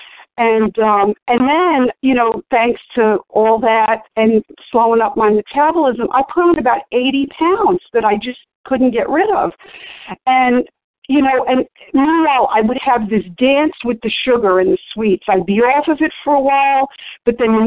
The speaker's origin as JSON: {"language": "English", "region": "New York", "country": "United States", "tie": "born or raised there", "said": "growing up in New York"}